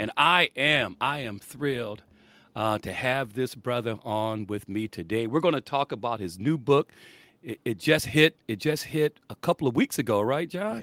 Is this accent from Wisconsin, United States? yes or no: no; South Bend, Indiana, United States; I'm from South Bend